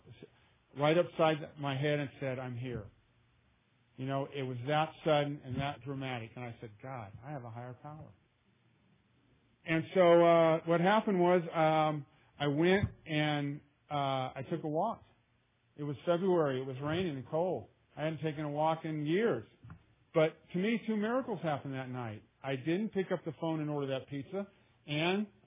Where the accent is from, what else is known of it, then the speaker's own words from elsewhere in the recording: Louisiana, United States; now in Oakland, United States; I'm from Louisiana